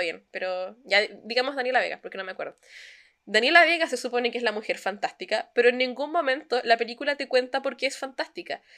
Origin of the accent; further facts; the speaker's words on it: Chile; moved away as an adult; now in Germany; como chilenos